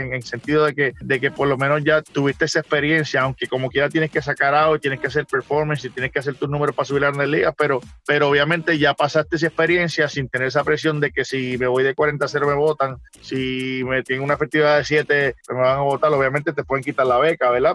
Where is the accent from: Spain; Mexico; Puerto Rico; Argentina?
Puerto Rico; moved away; esas cinco letras de mi pueblo de calle, yo las llevo de corazón